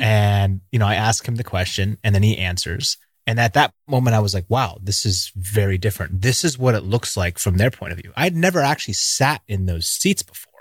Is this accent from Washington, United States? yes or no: yes; Seattle, Washington, United States; Growing up in Seattle, it rains all the time